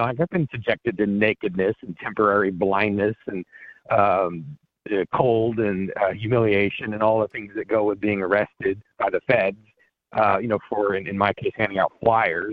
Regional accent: Colorado, United States; moved away as an adult; now in New Hampshire, United States; I grew up in Colorado

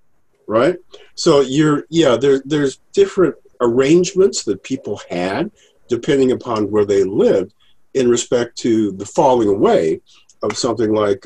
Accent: Evanston, Illinois, United States; born or raised there

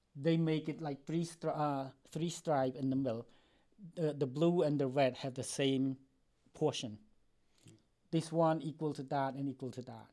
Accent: Cambodia; English is a second language; also born or lived in Philippines; now in United States; I'm from Cambodia. I came to this country um, since 1981

